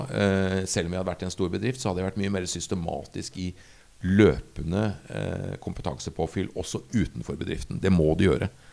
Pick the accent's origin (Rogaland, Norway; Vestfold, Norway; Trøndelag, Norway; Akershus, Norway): Akershus, Norway; Asker; moved away as an adult; also born or lived in Bergen; jeg er født og oppvokst i Asker